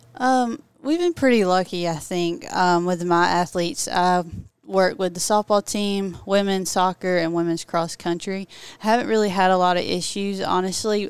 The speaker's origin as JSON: {"language": "English", "town": "Ashburn", "region": "Georgia", "country": "United States", "also_born_or_lived": "Valdosta, Georgia", "said": "I'm actually from Turner County, Georgia, very small, if anybody knows where that's at. It's Ashburn"}